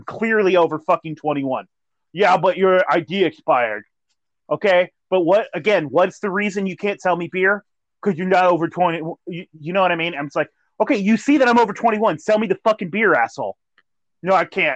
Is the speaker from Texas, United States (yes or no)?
no; California, United States; moved away; I'm from California